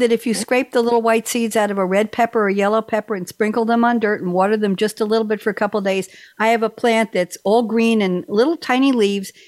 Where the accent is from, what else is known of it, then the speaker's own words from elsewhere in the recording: New York City, New York, United States; moved away as an adult; now in North Carolina, United States; when I was growing up in Douglaston, Long Island